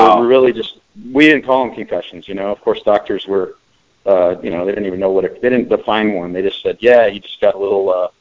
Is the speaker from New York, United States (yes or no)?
no; Pleasanton, California, United States; moved away as an adult; also born or lived in Arizona / Scottsdale, Arizona; I went to Amador Valley High School in Pleasanton, California, just about 45 minutes outside of Oakland or in San Francisco, in the East Bay, and grew up there